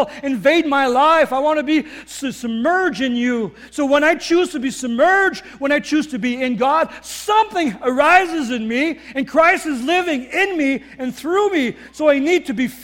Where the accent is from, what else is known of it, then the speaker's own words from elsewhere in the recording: Northern Ontario, Canada; moved away as an adult; now in Winkler, Canada; I was raised in Northern Ontario